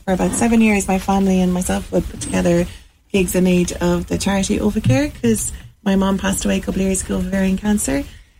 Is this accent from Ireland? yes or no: yes; Clonakilty, Munster, Ireland; I play bass in the … I'm from Clonakilty